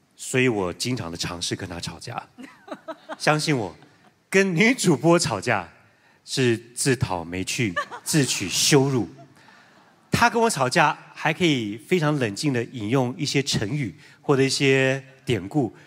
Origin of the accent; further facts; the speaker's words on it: Taiwan; 念完书回到台湾之后